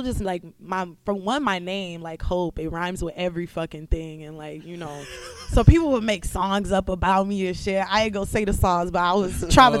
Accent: Detroit, Michigan, United States; moved away as an adult; now in Boston, United States; I'm from the hood. I'm from Detroit

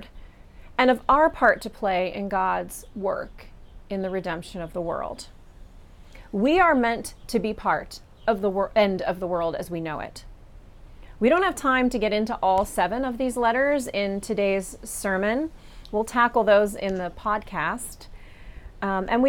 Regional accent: Kansas, United States; now in Pittsburgh, United States; we have a local equivalent of the word y'all, which is what I grew up with in Kansas

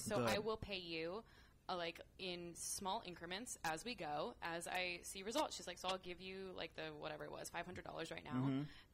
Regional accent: Castro Valley, California, United States; born and raised in Castro Valley

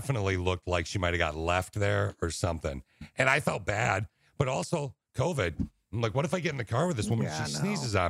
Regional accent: Lansing, Michigan, United States; We grew up in Lansing, the Lansing area.

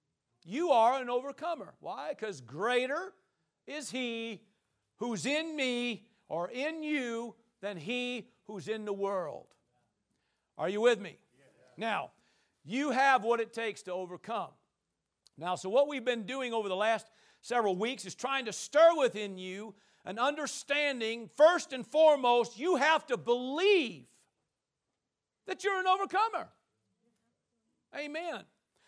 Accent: Powell Butte, Oregon, United States; That's right. I'm from Powell Butte.

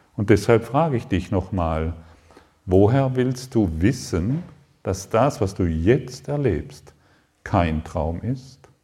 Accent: Allensbach, Baden-Württemberg, Germany; Aufgewachsen in Allensbach am Bodensee, fünf Kühe, zehn Schwe drei Schweine

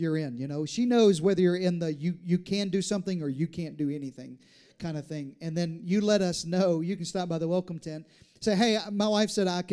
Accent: Deep South, United States; now in Texas, United States; I was raised in the South, in the Deep South

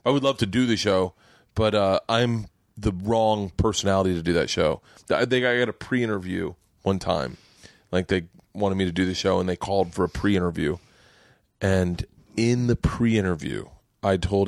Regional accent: Florida, United States; I grew up in Florida

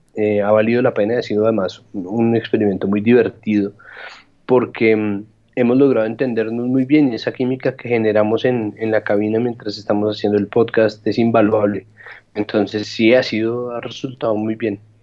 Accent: Bogotá, Colombia; Yo en eso sí soy un rolo de lo más convencional

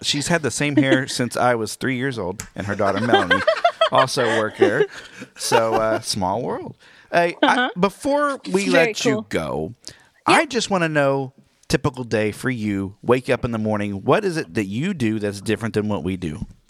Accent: Oklahoma, United States; We're from Oklahoma.

